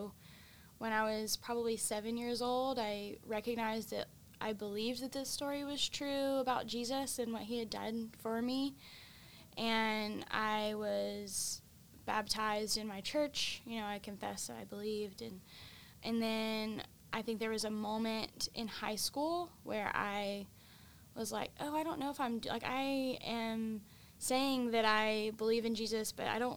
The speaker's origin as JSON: {"language": "English", "town": "Evadale", "region": "Texas", "country": "United States", "tie": "born or raised there", "said": "I grew up in Evadale, Texas, which is in southeast Texas"}